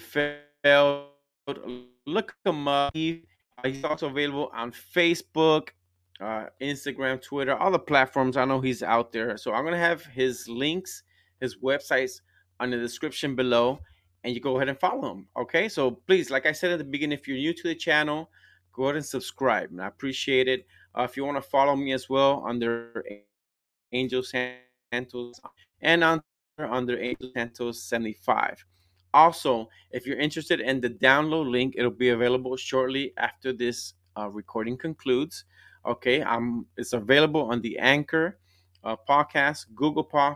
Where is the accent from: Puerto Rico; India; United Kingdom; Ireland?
Puerto Rico; I'm from Puerto Rico and my wife is from Colombia